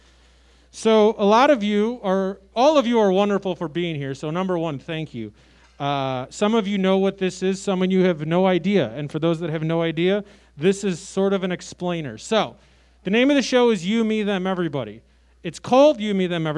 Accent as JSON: {"language": "English", "town": "Chicago", "region": "Illinois", "country": "United States", "said": "I'm from Chicago."}